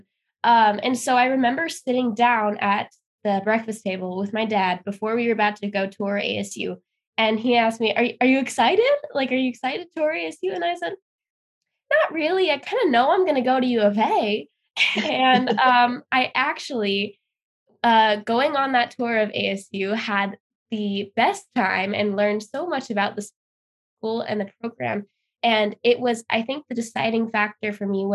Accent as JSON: {"language": "English", "town": "Irvine", "region": "California", "country": "United States", "tie": "born or raised there", "moved": "yes", "said": "I am from Irvine, California, so it's in Orange County."}